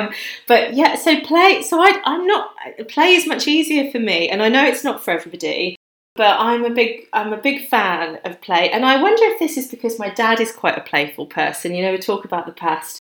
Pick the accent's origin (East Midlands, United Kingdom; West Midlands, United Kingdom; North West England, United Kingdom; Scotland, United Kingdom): West Midlands, United Kingdom; Birmingham; now in London, United Kingdom; I'm from a big city. So I grew up in Birmingham